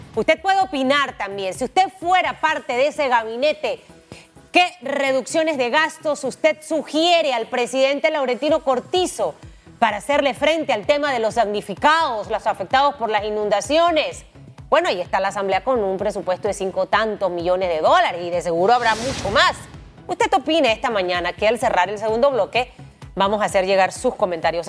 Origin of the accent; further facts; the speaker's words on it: Panama; Los panameños estamos hechos de acero